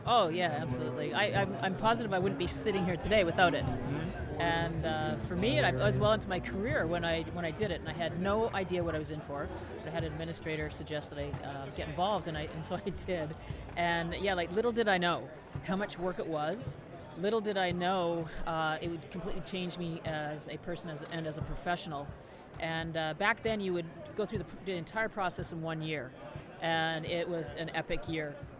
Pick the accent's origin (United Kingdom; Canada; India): Canada; I'm Canadian